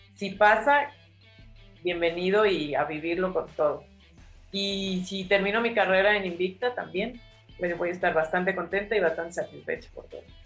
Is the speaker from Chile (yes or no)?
no; San Pedro Cholula, Puebla, Mexico; moved away as an adult; also born or lived in Mexico City / Tijuana / Guadalajara; creció en un, digamos, en un lugar de provincia, o sea, nosotros vivimos en San Pedro, Cholula